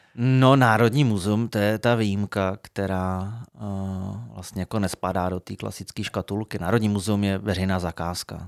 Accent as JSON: {"language": "Czech", "town": "Frenštát pod Radhoštěm", "region": "Moravian-Silesian Region", "country": "Czechia", "also_born_or_lived": "Brno / Prague", "moved": "as an adult", "said": "jsem se sebral z Frenštátu"}